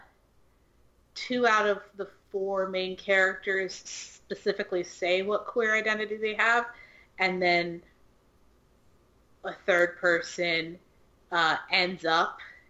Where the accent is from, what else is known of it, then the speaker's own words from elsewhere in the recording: Ohio, United States; now in Louisiana, United States; I'm from Ohio